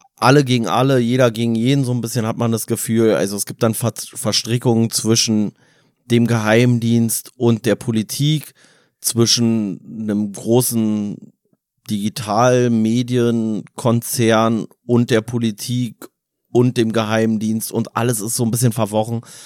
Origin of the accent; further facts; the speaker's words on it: Berlin, Germany; für uns als Berliner